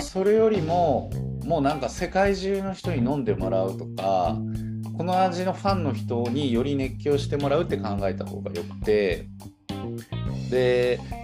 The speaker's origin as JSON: {"language": "Japanese", "region": "Nara", "country": "Japan", "tie": "born or raised there", "also_born_or_lived": "Osaka / United States", "moved": "as an adult", "lives_now": "Shintomi, Japan", "said": "僕は大阪生まれ奈良育ちなんですが途中アメリカで働いてまして"}